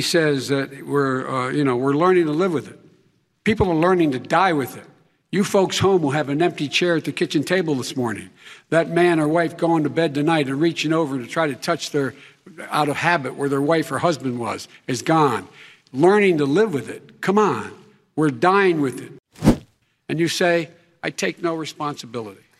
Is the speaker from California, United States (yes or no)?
no; Scranton, Pennsylvania, United States; moved away; also born or lived in Claymont, Delaware; I grew up in Scranton and Claymont